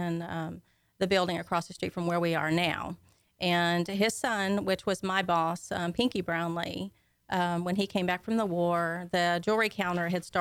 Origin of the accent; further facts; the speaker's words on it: Conroe, Texas, United States; I was born and raised right here in Conroe, so I'm a native Conroeite